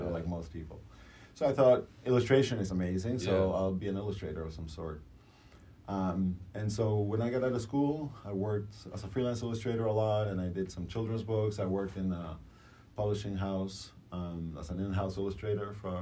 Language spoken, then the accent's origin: English; Uruguay; now in United States; I'm originally from Uruguay, you know, and I've been here in the States for about, 25 years now